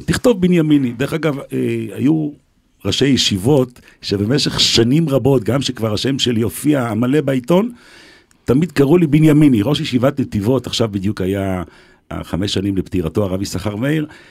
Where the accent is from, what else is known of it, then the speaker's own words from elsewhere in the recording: Jerusalem, Jerusalem District, Israel; also born or lived in Beersheba; אני גדלתי בצעירותי, בילדותי, נולדתי ליד אה, בניין הרדיו בירושלים